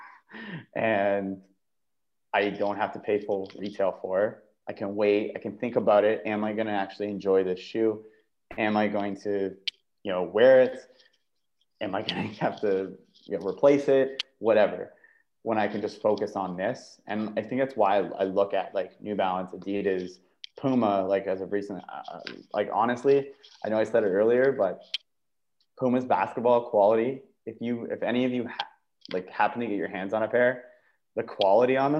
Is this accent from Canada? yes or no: yes; Canada; I'm Canadian